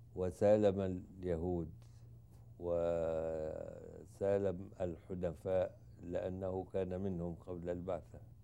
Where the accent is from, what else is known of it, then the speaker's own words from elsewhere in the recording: Egypt; انا مصري